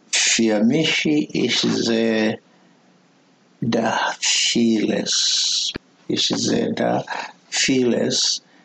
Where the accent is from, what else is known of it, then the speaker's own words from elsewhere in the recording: foot of Kilimanjaro, Tanzania; German is a second language; moved away as an adult; now in Berlin, Germany; Bin ich geboren am Fuß des Kilimanjaro in damalige Deutsch-Ostafrika, heute Tansania